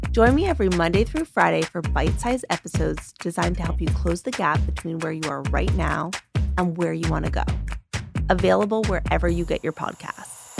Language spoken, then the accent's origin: English; the north of England, United Kingdom; We're both from up north